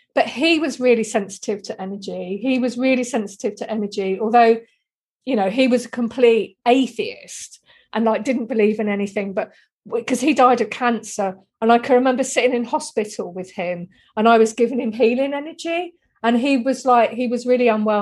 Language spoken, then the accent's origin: English; Deal, South East England, United Kingdom; when I was a little girl growing up in Dealing, Kent, in Britain